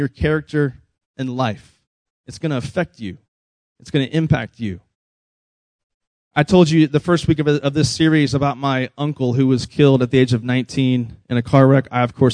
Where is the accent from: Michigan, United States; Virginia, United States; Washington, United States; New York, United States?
Virginia, United States; moved away; we grew up in Virginia where it's actually cold sometimes